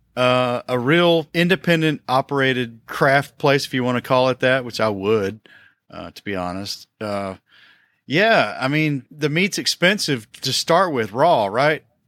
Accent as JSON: {"language": "English", "region": "Tennessee", "country": "United States", "tie": "born or raised there", "also_born_or_lived": "South Carolina", "moved": "yes", "lives_now": "Kentucky, United States", "said": "I was born in South Carolina. I was raised in Tennessee, and I live in Kentucky"}